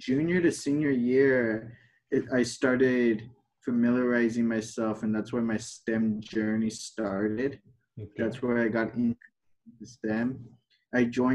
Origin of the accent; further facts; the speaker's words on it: Ventura, California, United States; also born or lived in Santa Paula, California; I was born and raised in Ventura, California.